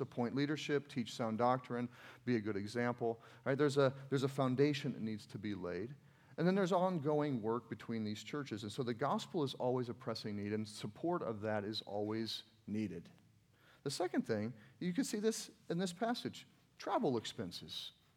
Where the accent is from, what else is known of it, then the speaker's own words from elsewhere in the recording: United States; I'm from America